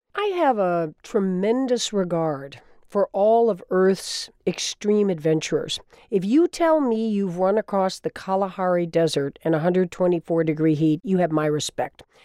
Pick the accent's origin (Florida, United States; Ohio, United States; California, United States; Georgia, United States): Florida, United States; was my home state, also of Florida. I grew up as a kid during the Revolution, looking out over that water